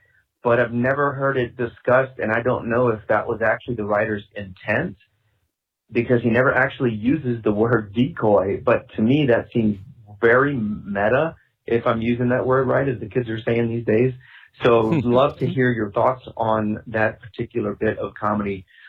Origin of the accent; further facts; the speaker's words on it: South Louisiana, United States; now in New Orleans, United States; at least growing up in South Louisiana